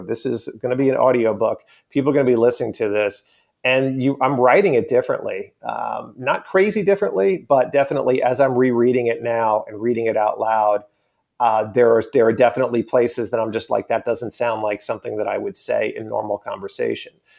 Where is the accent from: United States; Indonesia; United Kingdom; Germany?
United States; Long Island, New York; growing up on Long Island